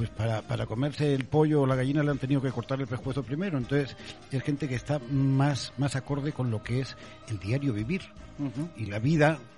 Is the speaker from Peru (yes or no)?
yes; Andes, Peru; Yo vengo del Perú, en los Andes, que, que, hay corridas de toros